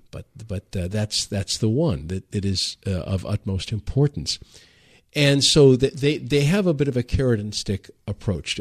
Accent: Detroit, Michigan, United States; I'm from Detroit

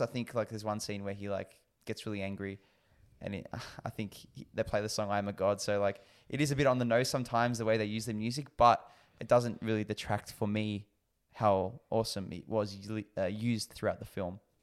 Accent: Australia; as an Aussie

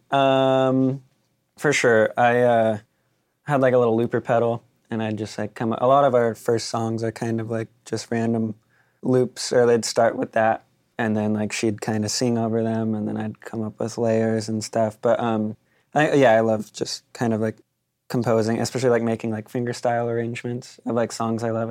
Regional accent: Claremont, California, United States; I grew up in Claremont

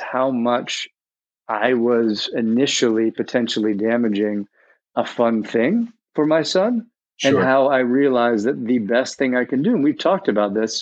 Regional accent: New York City, New York, United States; my background is growing up in New York City on the Upper East Side

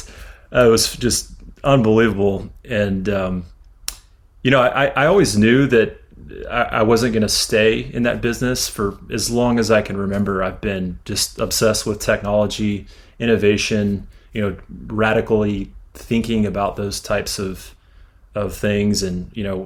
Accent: Houston, Texas, United States; also born or lived in Louisiana / Austin, Texas / Dallas, Texas; I was originally from Louisiana, but when I was really, really young, moved to Texas. So I consider myself a full-fledged Texan and have been for many decades now. But I grew up in Houston

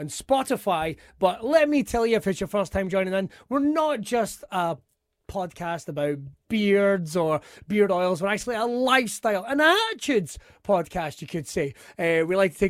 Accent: Scotland, United Kingdom; being Scottish

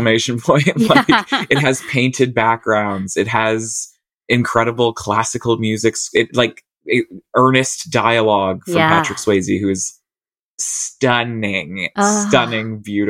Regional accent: Australia; I'm Australian.

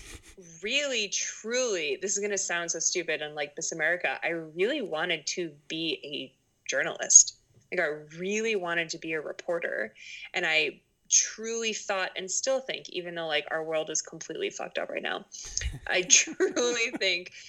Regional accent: Boston, Massachusetts, United States; moved away as an adult; also born or lived in Rhode Island / Maine; So I'm from Boston. I grew up in Boston

